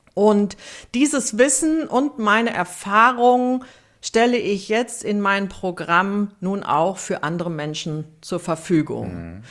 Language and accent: German; Siegen, North Rhine-Westphalia, Germany; ich bin 1963 in Siegen geboren.